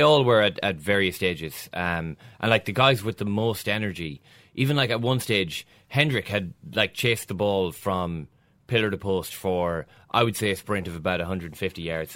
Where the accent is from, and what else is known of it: Ireland